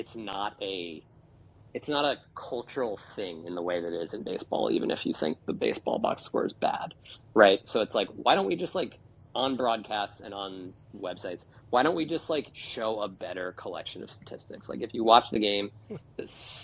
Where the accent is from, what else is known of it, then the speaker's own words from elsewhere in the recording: United States; I'm an American